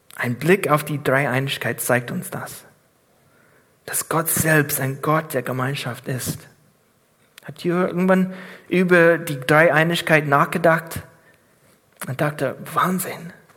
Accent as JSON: {"language": "German", "country": "United States", "tie": "born or raised there", "second_language": "German", "moved": "as an adult", "lives_now": "Germany", "said": "Ich bin Amerikaner von Geburt"}